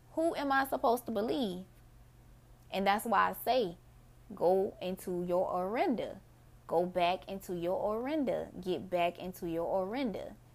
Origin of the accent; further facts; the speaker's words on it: Mississippi, United States; my people, we're Mississippians